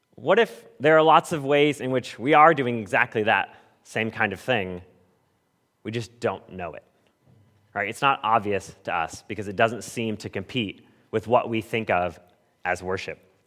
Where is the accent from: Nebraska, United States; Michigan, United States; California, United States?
California, United States; Southern; moved away; I grew up in Southern California where we hardly got rain ever.